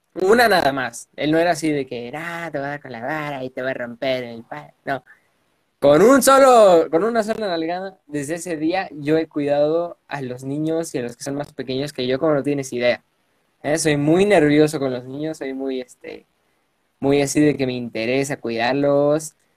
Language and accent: Spanish; Puebla, Mexico; Yo nací y resido en Puebla de Zaragoza, a dos horas de la capital, acá en, la bella Puebla